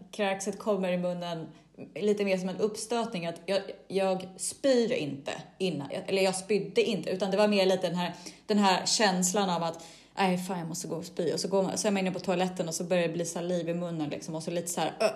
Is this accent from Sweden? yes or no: yes; Stockholm, Stockholm County, Sweden; moved away as an adult; now in Greece; jag inte kände att jag levde 100% lyckligt och fullt hemma i Sverige, i Stockholm